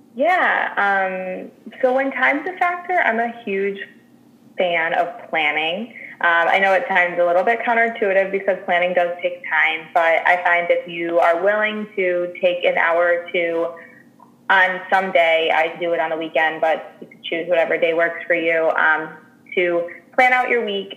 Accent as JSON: {"language": "English", "town": "Chicago", "region": "Illinois", "country": "United States", "tie": "born or raised there", "said": "I'm born and raised in Chicago"}